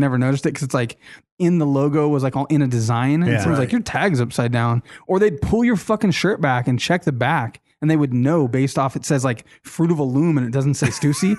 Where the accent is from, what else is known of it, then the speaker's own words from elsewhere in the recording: Bakersfield, California, United States; I'm from Bakersfield